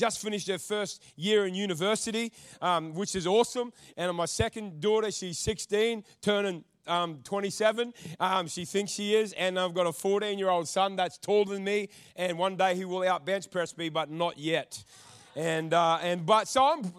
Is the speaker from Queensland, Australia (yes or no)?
yes; North Queensland, Australia; I come from North Queensland